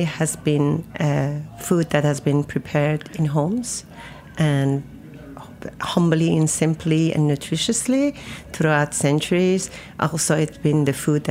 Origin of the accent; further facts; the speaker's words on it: Isfahan, Iran; moved away as an adult; now in New York, United States; I grew up in Isfahan, which is a center of Iran